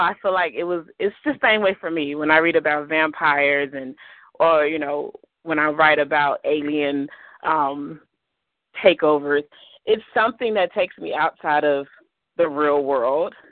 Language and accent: English; Chicago, Illinois, United States; also born or lived in Blue Island, Illinois; I grew up on the south side of Chicago